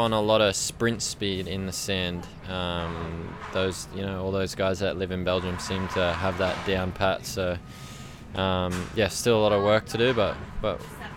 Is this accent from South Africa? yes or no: no; Australia; what I grew up riding on in Australia